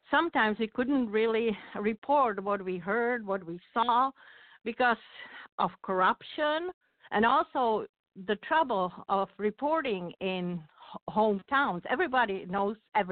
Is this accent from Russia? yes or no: no; Czechia; moved away as an adult; also born or lived in West Michigan; now in Michigan, United States; My journey went from a civil engineer in Czechoslovakia to a reporter for local newspapers in West Michigan